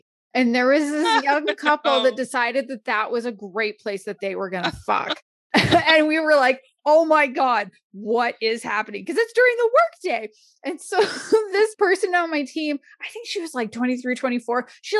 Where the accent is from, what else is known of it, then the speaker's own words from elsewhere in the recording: Canada; I'm Canadian.